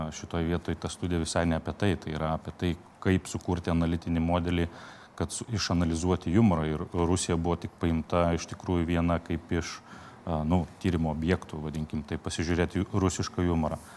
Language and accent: Lithuanian; Lithuania; mes lietuviai